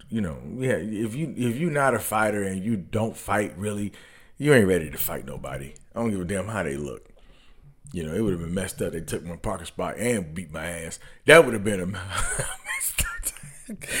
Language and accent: English; Detroit, Michigan, United States; I'm from Detroit